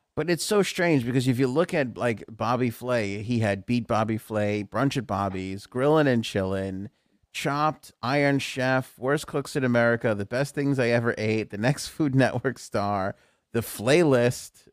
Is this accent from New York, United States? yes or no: yes; New York, United States; we grew up in New York.